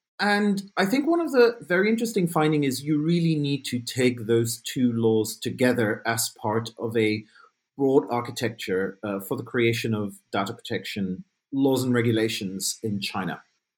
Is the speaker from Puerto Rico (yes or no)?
no; Belgium; And I grew up in Belgium in a fairly small town. And I really wanted to sort of broaden my horizons and figure out, you know, what's beyond my little town.